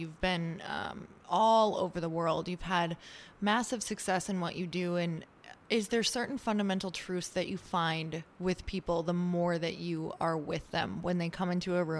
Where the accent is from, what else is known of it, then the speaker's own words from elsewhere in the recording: Midwest, United States; also born or lived in Michigan / Wisconsin / Minnesota; Girl, I am from the Midwest, so I so I'm like, I lived in Upper Michigan, and then I lived in Wisconsin, and then Minnesota